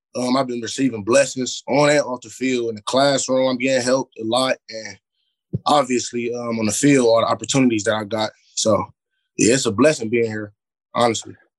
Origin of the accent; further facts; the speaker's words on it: Cleveland, Ohio, United States; also born or lived in Euclid, Ohio; I grew I grew up in Glenville. I've been playing for Glenville yeah. since I was five until I was twelve or thirteen.